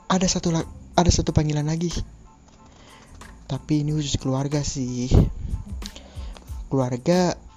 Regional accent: Bekasi, West Java, Indonesia; born there; gue juga lahir di Bekasi usia gue sekarang 20 tahun

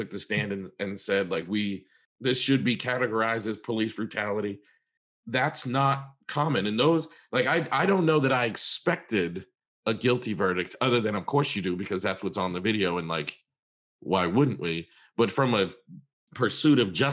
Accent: Massachusetts, United States; I was, you know, in my teens, growing up in Massachusetts

